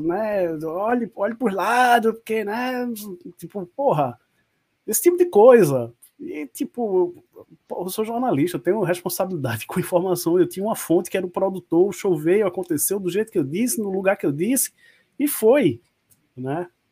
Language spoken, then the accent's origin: Portuguese; Pernambuco, Brazil; accent: nordestino; also born or lived in Rio de Janeiro; Nascido e criado aqui em Pernambuco, o Rio de Janeiro tá só na certidão. Né? Pernambucano de corpo e alma.